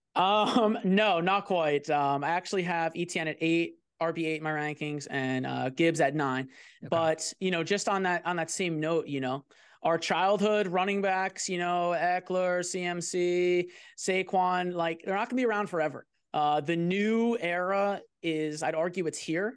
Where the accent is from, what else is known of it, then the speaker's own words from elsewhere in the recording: New Jersey, United States; moved away; I'm from New Jersey originally